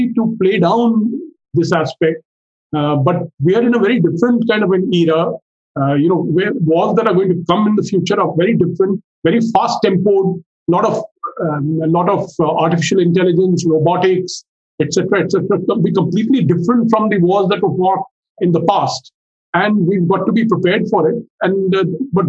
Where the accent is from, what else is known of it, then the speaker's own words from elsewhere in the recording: India; as an Indian who has lived through two oil blockades